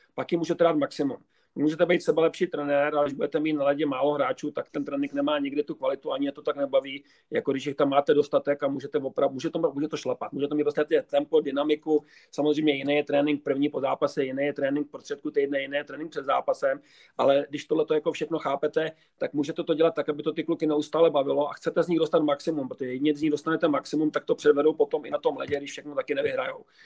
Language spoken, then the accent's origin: Czech; Prague, Czechia; já jsem Pražák původem